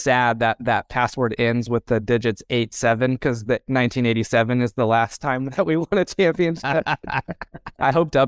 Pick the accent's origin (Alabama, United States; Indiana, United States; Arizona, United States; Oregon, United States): Indiana, United States; Indianapolis; Yeah, so I grew up in Indianapolis, Indiana. So I'm a Hoosier, born and bred.